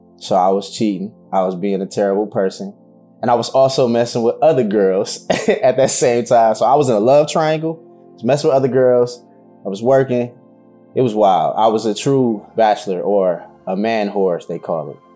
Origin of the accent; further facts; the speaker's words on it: Detroit, Michigan, United States; I'm from the west side of the best city in the planet, Detroit, Michigan.